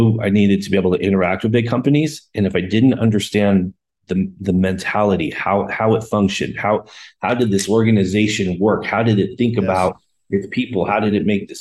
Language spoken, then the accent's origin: English; Colorado, United States; also born or lived in Boulder, Colorado / California / Denver, Colorado; I grew up in Colorado, lived a little bit of time in California, came back to Colorado